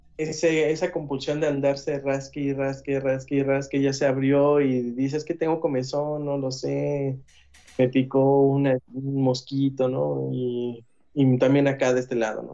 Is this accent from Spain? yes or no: no; Mexico; nosotros como sociedad mexicana